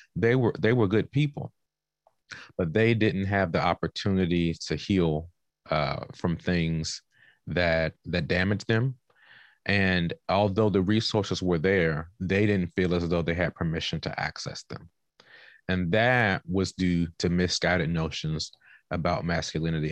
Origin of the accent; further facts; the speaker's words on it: Washington, District of Columbia, United States; moved away; also born or lived in North Carolina / Oklahoma / California; I am originally from Southeast Washington, D C